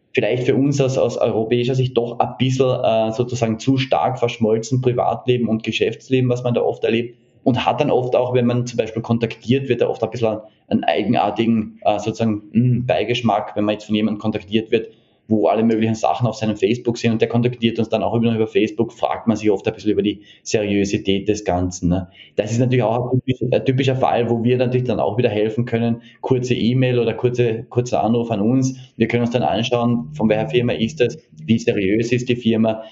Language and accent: German; Carinthia, Austria; moved away as an adult; also born or lived in Hiroshima, Japan; now in Tokyo, Japan; Selbst bin ich, äh, wie erwähnt, in Kärnten aufgewachsen